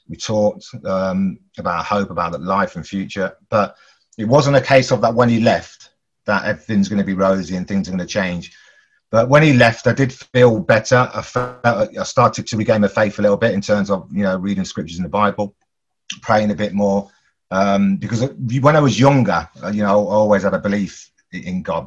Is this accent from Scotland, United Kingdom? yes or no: no; Coventry, West Midlands, United Kingdom; growing up in Coventry as a 9-year-old